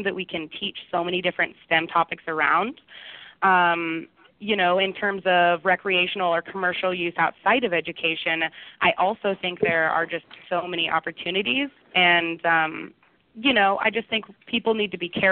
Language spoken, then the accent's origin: English; Boise, Idaho, United States; also born or lived in Santa Barbara; I returned to my hometown here in Boise